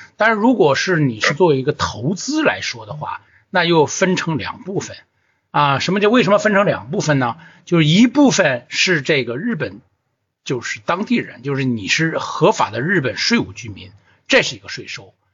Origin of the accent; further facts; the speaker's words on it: China; 我们中国人的土地是向国家租赁的嘛